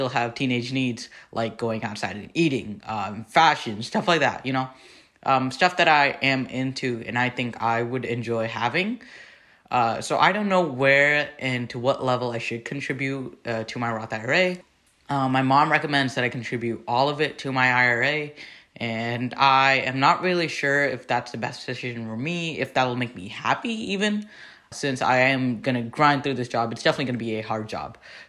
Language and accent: English; Tracy, California, United States; I'm from Tracy, California, a small city, super small. It's basically about train station.